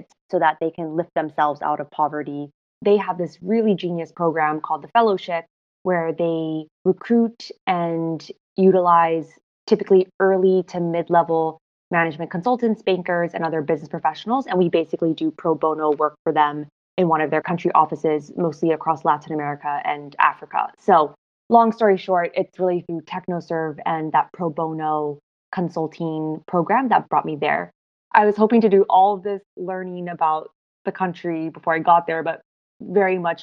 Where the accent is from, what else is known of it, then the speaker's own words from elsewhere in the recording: Hong Kong; moved away as an adult; also born or lived in United States / Washington, D.C. / New York; now in Ethiopia; After growing up in Hong Kong, was doing my undergrad in the US